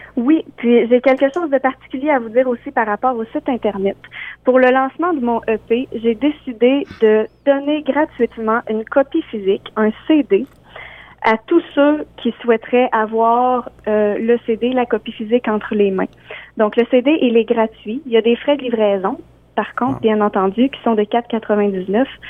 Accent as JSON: {"language": "French", "area": "Beauce", "region": "Quebec", "country": "Canada", "said": "je viens de la Beauce. je suis une auteure, compositrice, interprète de la Beauce."}